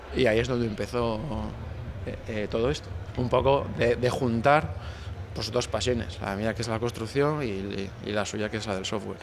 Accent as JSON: {"language": "Spanish", "town": "Santander", "region": "Cantabria", "country": "Spain", "also_born_or_lived": "Barcelona", "said": "el núcleo de duro somos de Santander"}